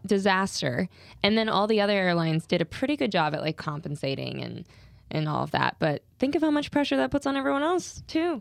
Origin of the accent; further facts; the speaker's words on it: Louisiana, United States; moved away; I grew up in Louisiana